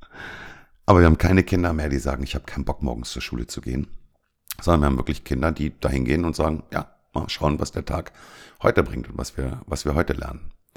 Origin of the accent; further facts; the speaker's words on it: Germany; moved away as an adult; now in Cyprus; bei uns in Deutschland